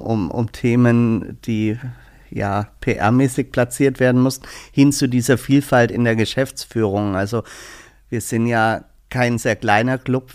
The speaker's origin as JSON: {"language": "German", "region": "Southern Germany", "country": "Germany", "moved": "yes", "lives_now": "Berlin, Germany", "said": "Ich komme aus dem Süden"}